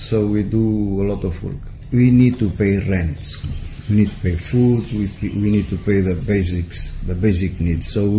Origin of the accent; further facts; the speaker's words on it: Portugal; moved away; I'm from Portugal